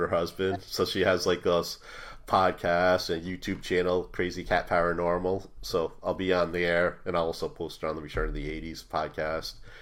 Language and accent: English; Ireland; I'm Irish